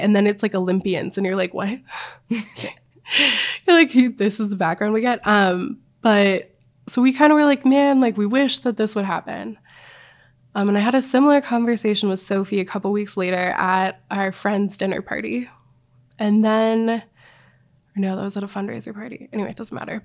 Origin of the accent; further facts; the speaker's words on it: Missoula, Montana, United States; now in Jackson Hole, Wyoming, United States; I grew up in Missoula, Montana.